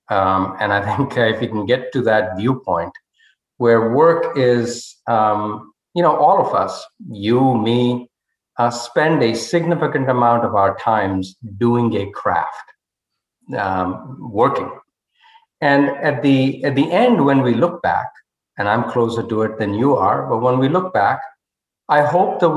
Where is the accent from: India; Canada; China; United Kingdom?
India; northern India; English is a second language; moved away as an adult; now in United States; I was a scholar from Northern India and sight unseen, uh, never been on an airplane, never been outside the country, I came to the United States, uh, which is where the scholarship was applicable.